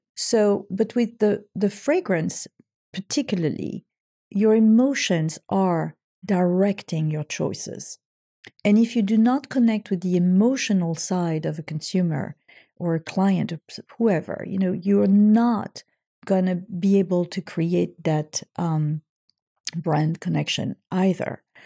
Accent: French Riviera, Provence-Alpes-Côte d'Azur, France; moved away; my hometown

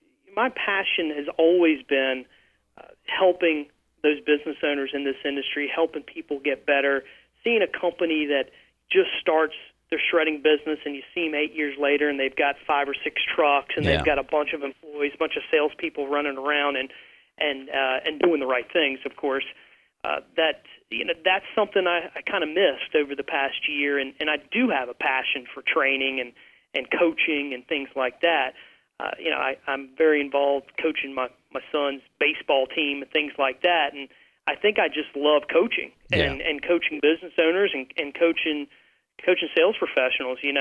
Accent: the South, United States; I'm from the South

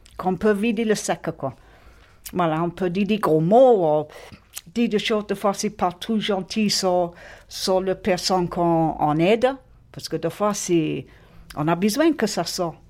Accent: England, United Kingdom; French is a second language; now in Marignane, France; je suis anglaise d'origine, mais je suis française par adoption

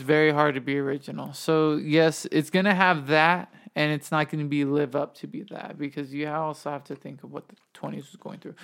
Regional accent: Arizona, United States; growing up in Arizona

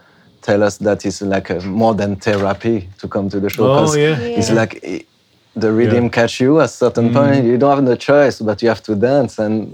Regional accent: France; English is a second language; also born or lived in Africa; I'm from France, you know, by the way. … I grew up in Africa, I don't know, listening to some reggae too.

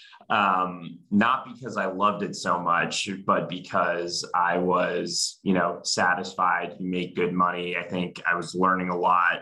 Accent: Dallas, Texas, United States; moved away as an adult; also born or lived in Indiana; now in Chicago, United States; I'm actually originally from Dallas, Texas, so a bit of a transplant here

